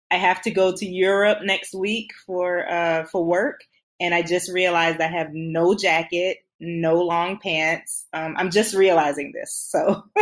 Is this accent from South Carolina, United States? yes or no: yes; South Carolina, United States; also born or lived in Germany / Netherlands; So um, I am from South Carolina. I'm a military brat, so I did have some time growing up a bit in um, Germany and the Netherlands as a child.